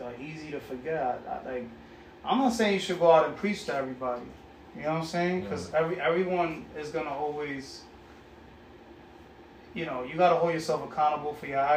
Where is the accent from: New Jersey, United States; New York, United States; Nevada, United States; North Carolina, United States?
New York, United States; New York City; also born or lived in Bronx; I was raised in Corona, Queens.